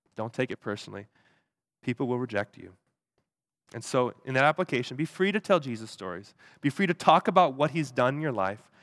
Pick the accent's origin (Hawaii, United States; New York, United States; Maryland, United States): Hawaii, United States; moved away; I grew up in Hawaii